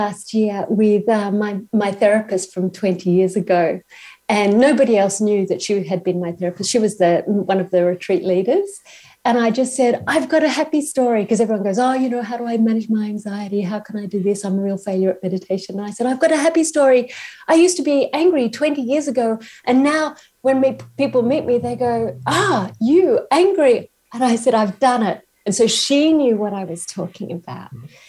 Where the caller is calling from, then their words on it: Queensland, Australia; I'm calling from Australia, from Queensland, and I'm in an Aboriginal country, First Nations country called Gubbi Gubbi Country.